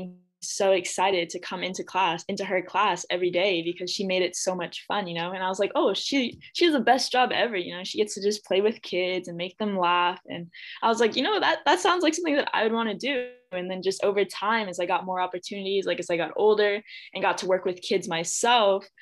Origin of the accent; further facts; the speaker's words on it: Clovis, California, United States; I grew up in the Central Valley in a little town called Clovis.